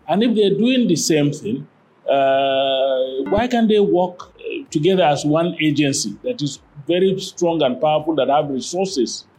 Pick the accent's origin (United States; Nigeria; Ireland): Nigeria; Kano, Kano State; I'm from Kano City